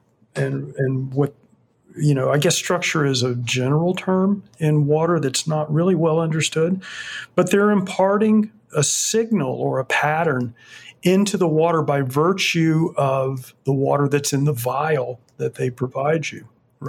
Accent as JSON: {"language": "English", "town": "Fort Myers", "region": "Florida", "country": "United States", "tie": "born or raised there", "moved": "yes", "said": "I grew up in Fort Myers"}